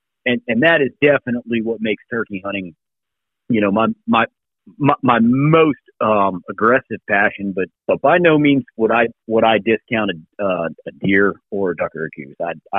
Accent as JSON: {"language": "English", "region": "Virginia", "country": "United States", "said": "I'm from Virginia, and in February we get a lot of winds"}